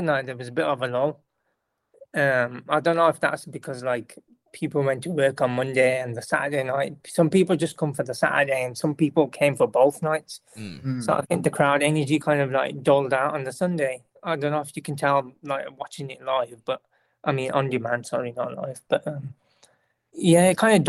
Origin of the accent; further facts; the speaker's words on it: United Kingdom; I'm a British person, because I come from a different kind of background. I don't really have gravy, like, from the Pakistani background